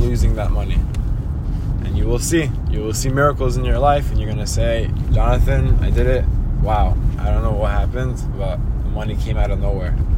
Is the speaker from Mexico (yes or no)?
no; Israel; now in United States; I, I grew up in Israel with a family that was not so Shabbat observant.